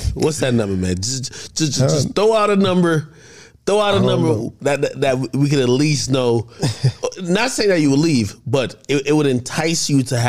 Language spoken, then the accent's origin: English; Jamaica; I'm Jamaican, so like I come from watching reggae and dancehall.